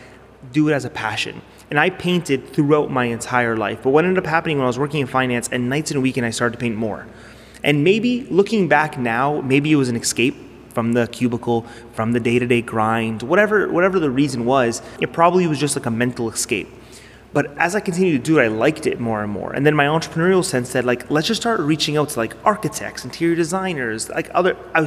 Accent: Toronto, Ontario, Canada; I'm from Toronto

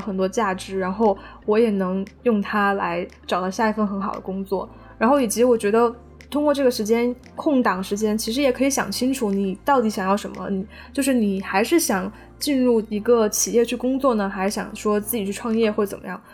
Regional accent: Chongqing, China; now in Beijing, China; 我想回重庆生活

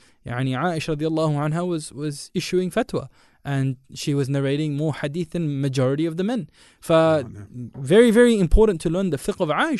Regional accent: India; I'm Indian

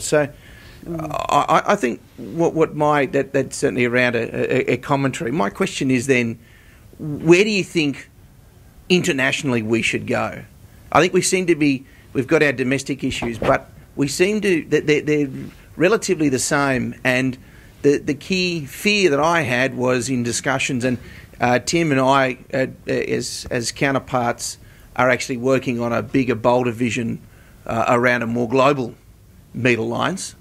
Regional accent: Australia; as Australians

